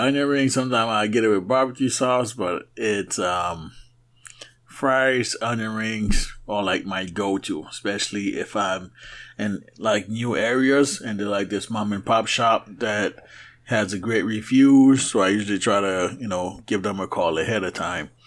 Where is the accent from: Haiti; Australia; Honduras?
Haiti; moved away; when I grew up in Haiti